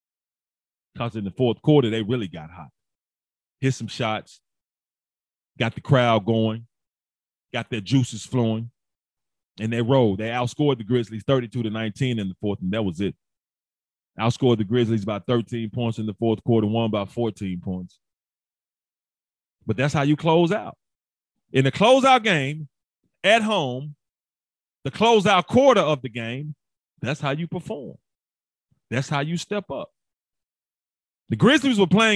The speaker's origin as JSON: {"language": "English", "town": "Memphis", "region": "Tennessee", "country": "United States", "said": "I'm from Memphis. I'm from Big Memphis. I'm from the inner city."}